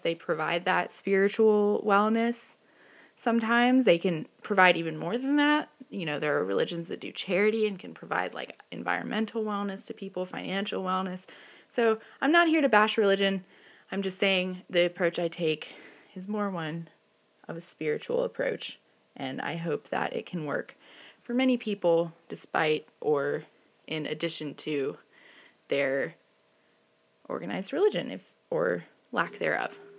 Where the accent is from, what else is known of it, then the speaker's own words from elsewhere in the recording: the Bible Belt, the South, United States; I grew up in the Bible Belt with a father in recovery